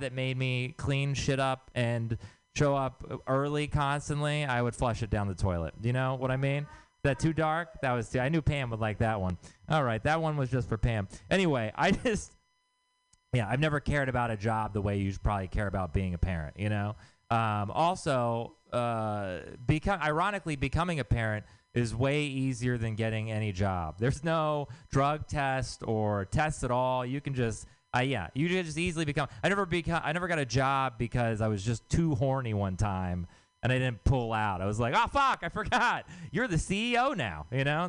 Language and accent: English; Texas, United States; moved away; I'm from Texas